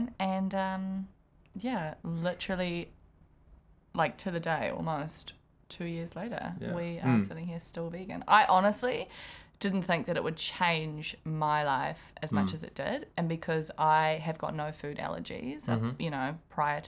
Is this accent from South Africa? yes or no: yes; South Africa; I'm South African, and we eat meat with breakfast, lunch, and dinner, and our snacks are biltong